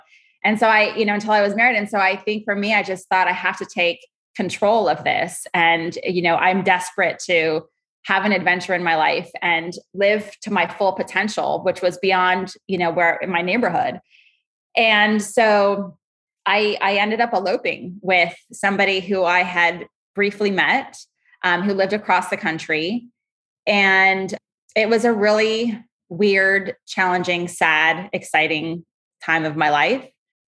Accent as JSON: {"language": "English", "region": "Southern California", "country": "United States", "tie": "born or raised there", "also_born_or_lived": "Arkansas", "said": "And I was born actually in Arkansas, even though I was raised in Southern California. Very, very loving family life, a lot of Latin culture immersed within, you know, US American society."}